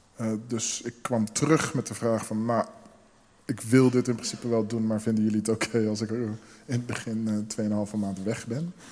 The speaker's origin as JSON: {"language": "Dutch", "town": "Rotterdam", "region": "South Holland", "country": "Netherlands", "tie": "born or raised there", "said": "mijn zusje en ik zijn dus eh, in Nederland geboren. Ik ben een vrij verse Rotterdammer. Ehm, al moet ik wel eerlijk zijn dat een heel groot deel van mijn opgroeien in deze stad zich heeft afgespeeld."}